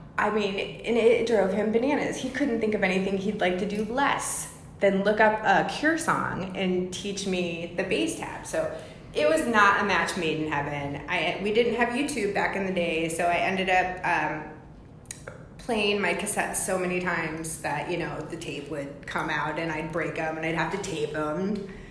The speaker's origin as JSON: {"language": "English", "town": "Champaign", "region": "Illinois", "country": "United States", "tie": "born or raised there", "also_born_or_lived": "Fort Myers, Florida", "said": "I spent my childhood in Champaign, Illinois"}